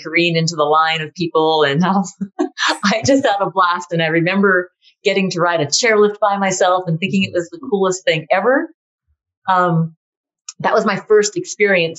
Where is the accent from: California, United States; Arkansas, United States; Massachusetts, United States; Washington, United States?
Massachusetts, United States; I skied in New Hampshire because I grew up in Massachusetts